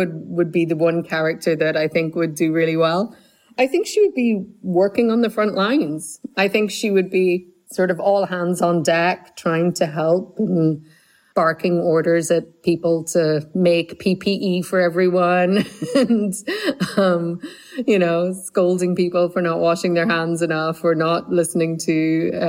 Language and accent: English; Ireland; growing up in Ireland